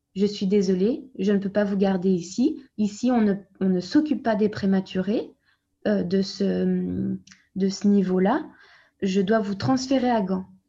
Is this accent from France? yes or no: yes; France; moved away as an adult; also born or lived in Brussels, Belgium; now in Flanders, Belgium; je suis française, je suis née en France et je suis arrivée en Belgique à 24 ans